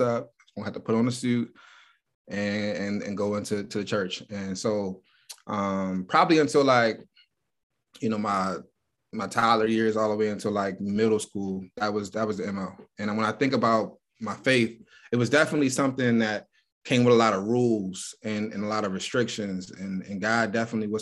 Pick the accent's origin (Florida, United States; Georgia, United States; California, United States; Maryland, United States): Maryland, United States; Baltimore; moved away as an adult; now in Columbus, United States; Born and raised in Baltimore, Maryland